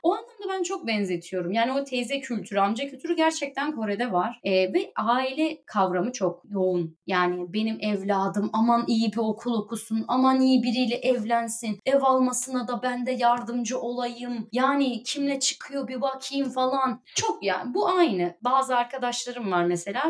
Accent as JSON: {"language": "Turkish", "region": "Black Sea Region", "country": "Turkey", "accent": "Black Sea (Karadeniz)", "moved": "as an adult", "lives_now": "South Korea", "said": "Karadenizli olduğum için bu arada, işte Karadeniz ağzıyla Korece'yi birleştirerek"}